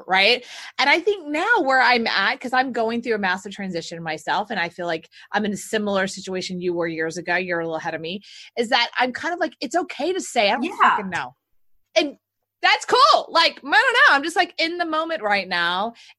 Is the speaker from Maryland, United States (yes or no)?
no; Texas, United States; And I'm from Texas, so I say it like with a Spanish accent.